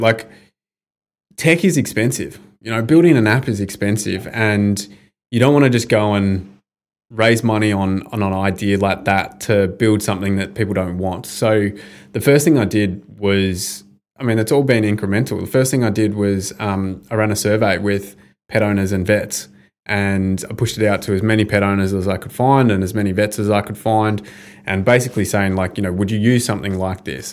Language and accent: English; Bendigo, Victoria, Australia; growing up in Bendigo, I was one of like a handful of Indigenous kids there